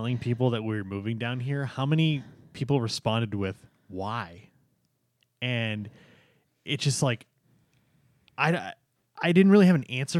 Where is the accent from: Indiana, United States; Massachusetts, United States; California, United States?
Massachusetts, United States; Boston; But I grew up in the Boston area where 5 or 6 months out of the year, it's cold.